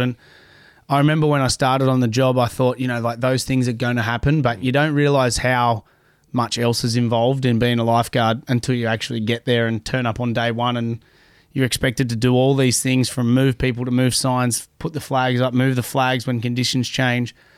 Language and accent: English; Sydney, New South Wales, Australia; growing up down in Bronte